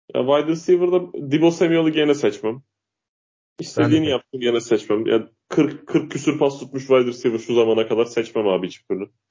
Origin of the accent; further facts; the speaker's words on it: Uşak, Uşak Province, Turkey; ben Uşak memleketim benim